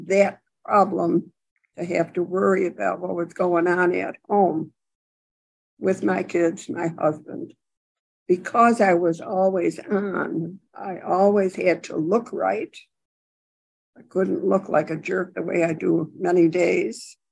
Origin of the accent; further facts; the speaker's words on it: Buffalo, New York, United States; I wasn't from a big city. I was from Buffalo